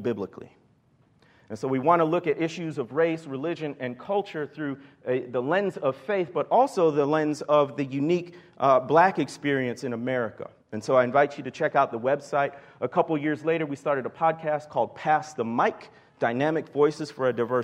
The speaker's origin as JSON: {"language": "English", "town": "Chicago", "region": "Illinois", "country": "United States", "tie": "born or raised there", "also_born_or_lived": "Mississippi Delta, Arkansas", "moved": "as an adult", "said": "I was born and raised in the Chicago area"}